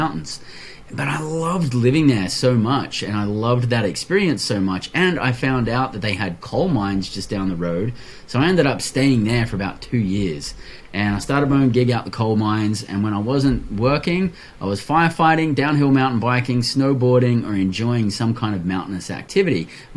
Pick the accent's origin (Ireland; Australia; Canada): Australia; also born or lived in Western Australia; born and raised in Australia